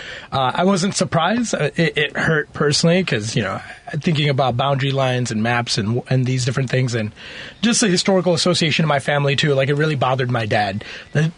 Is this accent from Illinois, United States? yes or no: yes; Chicago, Illinois, United States; also born or lived in Karachi, Pakistan / Berkeley, Illinois / Lombard, Illinois / Wood Dale, Illinois; My family from Pakistan. I was born in Karachi, and then I came to the United States at three. Have been living in Chicago